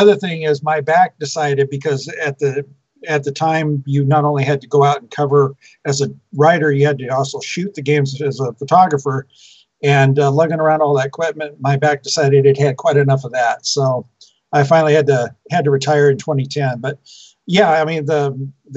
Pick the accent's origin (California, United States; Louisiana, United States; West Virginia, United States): California, United States; Turlock; Turlock was my hometown. That's where I was born